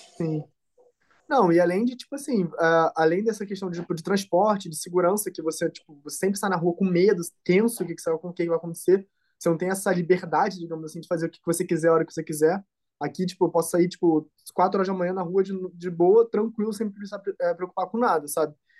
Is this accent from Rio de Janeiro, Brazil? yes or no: yes; Rio de Janeiro, Brazil; moved away as an adult; now in Germany; eu sou do Rio, né? Então é uma cidade grande.